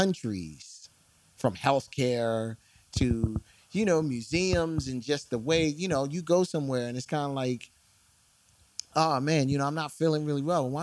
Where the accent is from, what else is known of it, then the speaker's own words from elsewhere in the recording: Philadelphia, Pennsylvania, United States; I am from West Philadelphia, born and raised